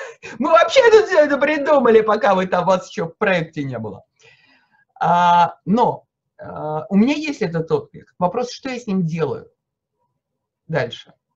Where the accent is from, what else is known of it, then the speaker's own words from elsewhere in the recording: Moscow, Russia; я москвичка